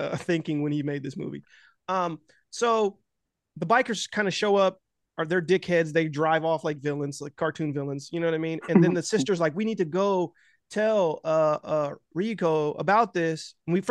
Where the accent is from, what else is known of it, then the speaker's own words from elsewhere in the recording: United States; also born or lived in Los Angeles; I'm American